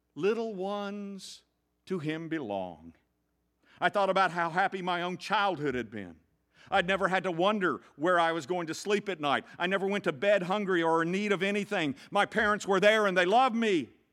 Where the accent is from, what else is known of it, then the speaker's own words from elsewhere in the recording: the South, United States; I grew up in the South